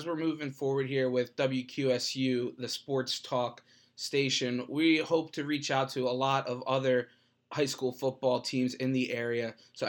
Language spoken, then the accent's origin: English; Philadelphia, Pennsylvania, United States; moved away as an adult; now in Central Pennsylvania, United States; I'm from the Philadelphia area, so I'm starting to get a better grasp of this Central PA high school football